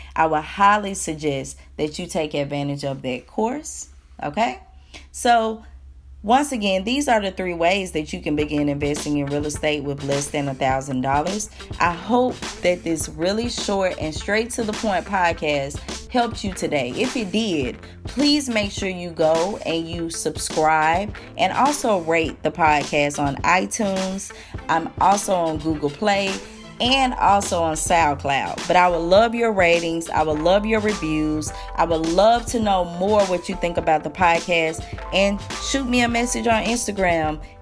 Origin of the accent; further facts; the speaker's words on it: Alabama, United States; I'm from Alabama.